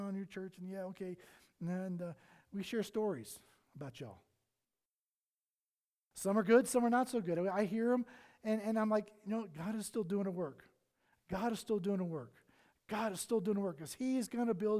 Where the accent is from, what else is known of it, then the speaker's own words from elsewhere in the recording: the South, United States; moved away; I'm from the South.